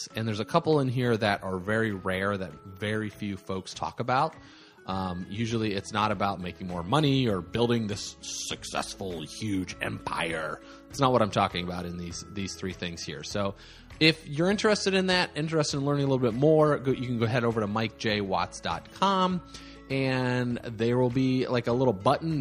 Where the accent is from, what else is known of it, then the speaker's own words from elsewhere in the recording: Valparaiso, Indiana, United States; Valparaiso, Indiana, where I grew up, my hometown